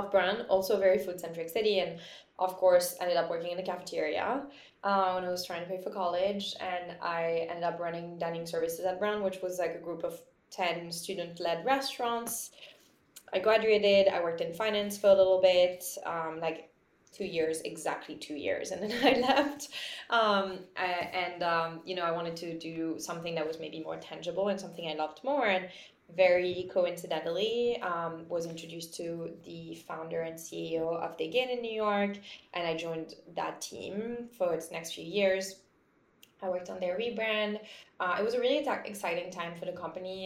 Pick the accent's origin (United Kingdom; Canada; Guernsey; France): France; Lyon, Auvergne-Rhône-Alpes; moved away; I grew up in Lyon, which is in sort of the middle of France